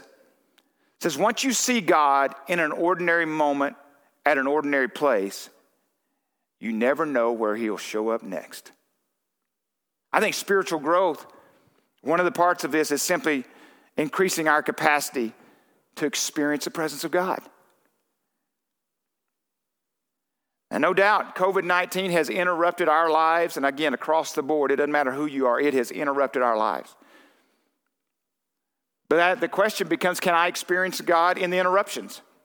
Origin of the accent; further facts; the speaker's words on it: Texarkana, United States; I'm from Texarkana